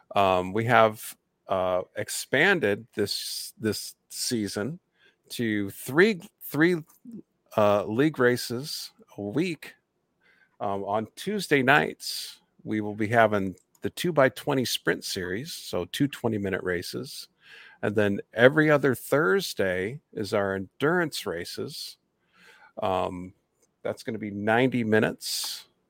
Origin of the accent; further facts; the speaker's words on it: Indiana, United States; my home state in Indianapolis